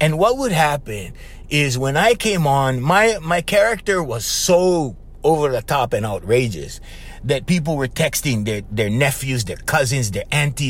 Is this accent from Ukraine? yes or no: no; Papakolea, Hawaii, United States; Okay, I'm from Papakulea. There's 17 people in my house.